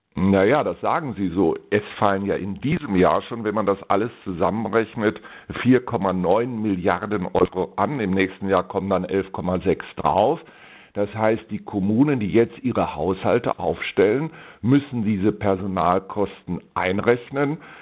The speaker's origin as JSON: {"language": "German", "town": "Bonn", "region": "North Rhine-Westphalia", "country": "Germany", "said": "die Stadt Bonn, wo ich ja meine Heimat habe"}